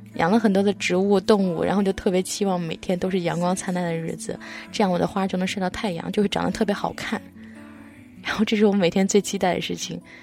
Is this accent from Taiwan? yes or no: no; Jiangsu, China; moved away; 我的家在江苏